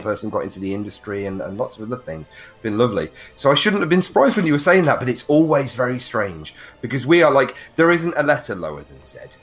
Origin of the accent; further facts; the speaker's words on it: United Kingdom; we're British gamers